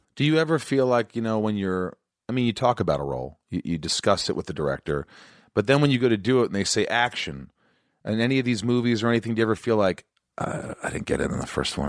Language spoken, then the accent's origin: English; Indiana, United States; moved away; where I grew up in Indiana